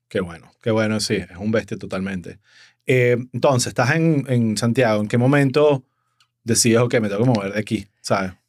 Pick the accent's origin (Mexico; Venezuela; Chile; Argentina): Venezuela; now in Miami, United States; como comediante venezolano